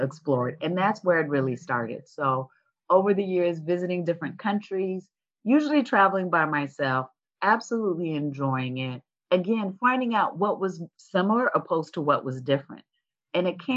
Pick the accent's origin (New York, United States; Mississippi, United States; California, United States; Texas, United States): California, United States; moved away as an adult; also born or lived in Washington, D.C. / Japan; I was born and raised in California